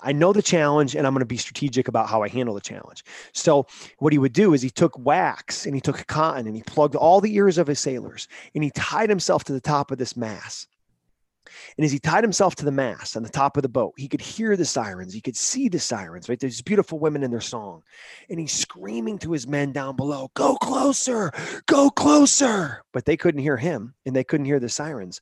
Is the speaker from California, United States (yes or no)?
no; Vermont, United States; moved away